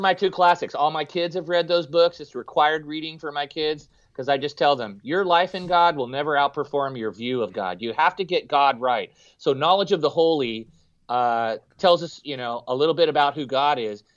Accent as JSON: {"language": "English", "town": "San Jose", "region": "California", "country": "United States", "tie": "born or raised there", "said": "We grew up in West San Jose, Cupertino, Saratoga"}